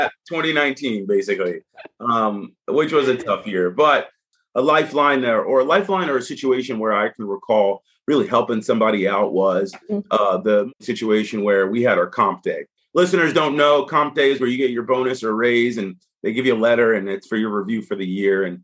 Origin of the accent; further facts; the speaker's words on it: Delaware, United States; moved away; also born or lived in New York; I'm from Delaware